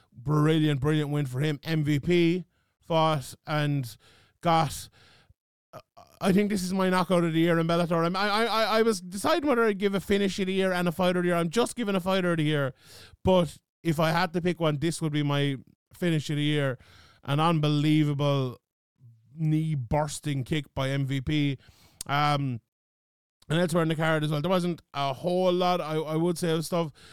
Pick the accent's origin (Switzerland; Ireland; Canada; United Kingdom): Ireland; being Irish and in Ireland